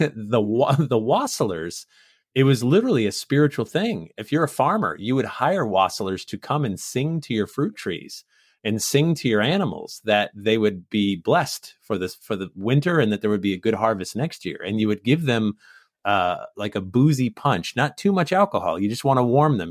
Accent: Sandy Hook, Connecticut, United States; also born or lived in Massachusetts; I was born in Massachusetts. I grew up in Sandy Hook, Connecticut

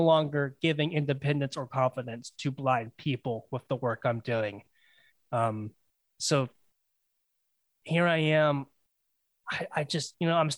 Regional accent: Florida, United States; to get where I live now, back to my hometown, it's about 8 hours

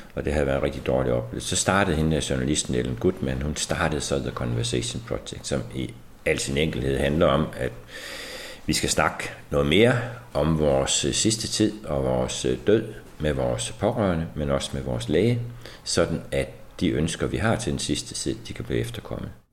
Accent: Denmark; som mennesker, som danskere

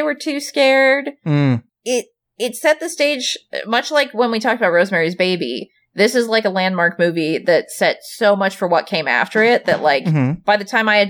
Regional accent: Alaska, United States; I grew up in Alaska, so people there are more likely to maybe have some weaponry

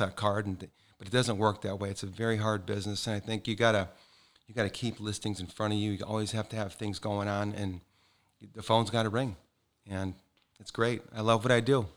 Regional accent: Calumet City, Illinois, United States; also born or lived in East Side, Chicago, Illinois; now in Naples, United States; I was born and raised in Calumet City, Illinois

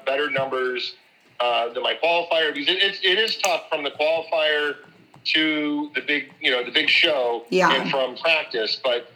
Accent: Fresno, California, United States; now in East Coast, United States; I'm originally from the West Coast, Fresno

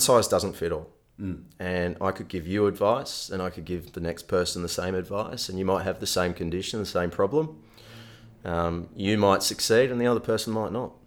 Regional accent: Melbourne, Victoria, Australia; moved away as an adult; now in Western Australia, Australia; growing up in Melbourne

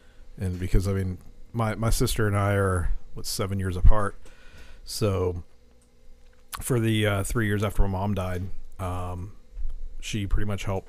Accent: Morgantown, West Virginia, United States; born or raised there

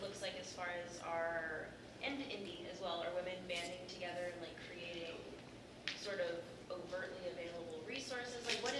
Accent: Seattle, Washington, United States; moved away; I'm from Seattle, which is a very militant feminist indie comic championship ground, and it's been very interesting coming to this coast

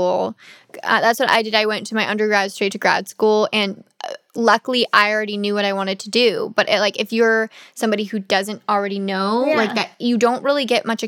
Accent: Washington, United States; moved away as an adult; I grew up in Washington, but I went to undergrad at Washington

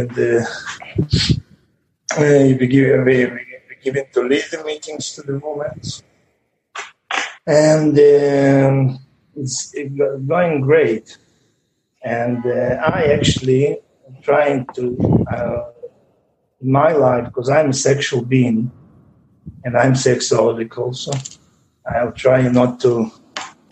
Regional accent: Israel; I'm from Israel.

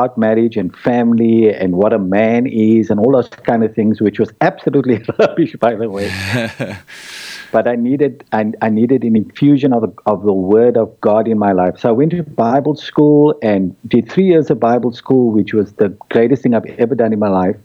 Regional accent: Cape Town, Western Cape, South Africa; I grew up in Rylands Estate, and my parents were Christian

